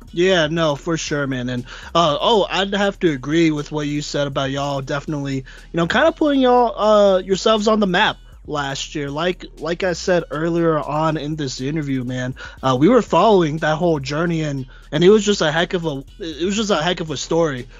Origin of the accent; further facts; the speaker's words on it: Dallas, Texas, United States; I was born in Dallas